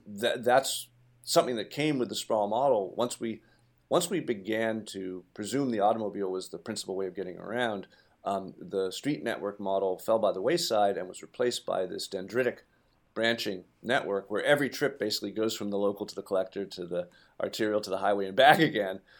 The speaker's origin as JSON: {"language": "English", "town": "Brookline", "region": "Massachusetts", "country": "United States", "tie": "born or raised there", "said": "my hometown of Brookline"}